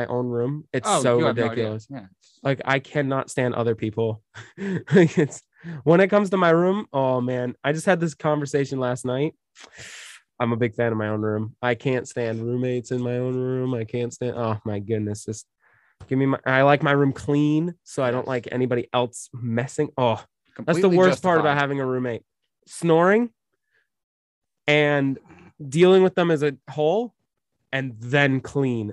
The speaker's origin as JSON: {"language": "English", "region": "Maine", "country": "United States", "tie": "born or raised there", "said": "I grew up in Maine."}